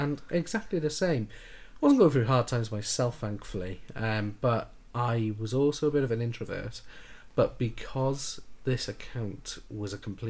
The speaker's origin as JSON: {"language": "English", "region": "Wales", "country": "United Kingdom", "said": "oh, we're both Welsh."}